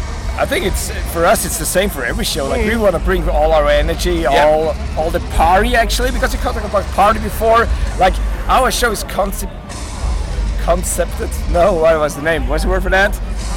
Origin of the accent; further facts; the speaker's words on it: Austria; Like to be honest, we are from Austria